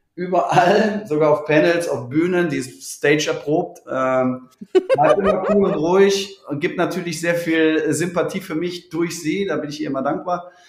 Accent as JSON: {"language": "German", "town": "Cologne", "region": "North Rhine-Westphalia", "country": "Germany", "said": "Kölsche Jung"}